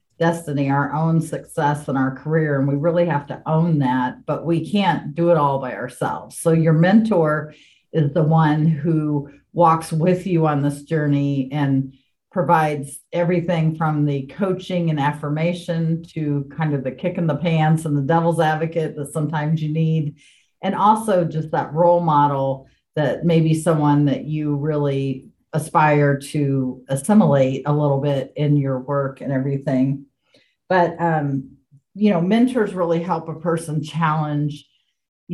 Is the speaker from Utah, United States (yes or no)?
no; Indianapolis, Indiana, United States; moved away as an adult; also born or lived in Kansas City; I moved to Kansas City from my hometown of Indianapolis